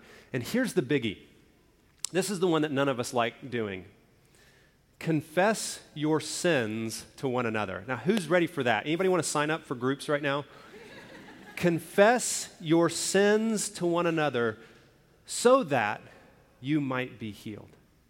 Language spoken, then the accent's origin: English; Alabama, United States; also born or lived in Indiana / Oklahoma; now in Arizona, United States; I've lived in a few different places around the country. I grew up in Alabama. I lived in Indiana, then I moved to Oklahoma, and now out in Arizona.